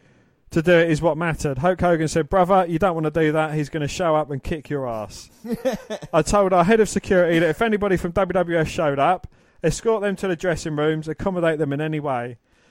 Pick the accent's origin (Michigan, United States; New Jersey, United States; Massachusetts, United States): Michigan, United States; Detroit; I grew up in Detroit and fought on ESPN kickboxing before it was MMA.